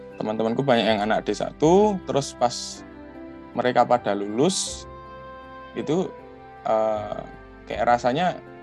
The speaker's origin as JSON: {"language": "Indonesian", "town": "Yogyakarta", "region": "Special Region of Yogyakarta", "country": "Indonesia", "tie": "born or raised there", "said": "aku asli Jogja"}